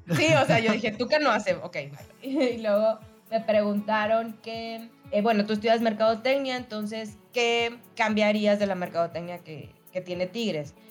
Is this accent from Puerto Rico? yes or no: no; Monterrey, Nuevo León, Mexico; soy regia